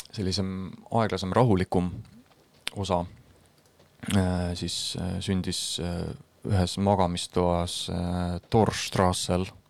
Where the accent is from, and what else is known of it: Estonia; first language Estonian